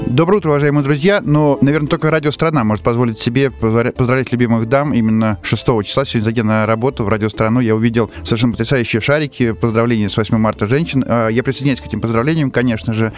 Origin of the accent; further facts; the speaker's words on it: Krasnodar Krai, Russia; из Краснодарского края как раз, ну, у нас наши корни